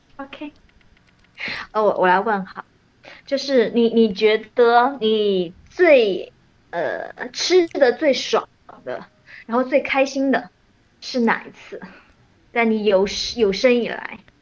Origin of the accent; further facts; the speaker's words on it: China; 我们，就是中国人